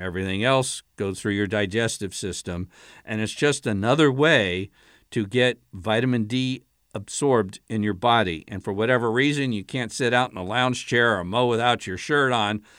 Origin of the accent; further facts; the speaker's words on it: Allentown, Pennsylvania, United States; I was a real little guy, uh, growing up in Allentown, Pennsylvania.